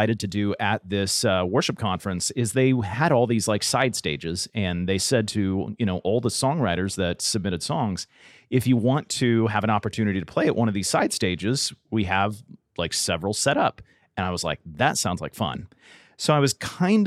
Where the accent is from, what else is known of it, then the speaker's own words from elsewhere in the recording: San Diego, California, United States; now in Tennessee, United States; growing up in Southern California, I went to Disneyland growing up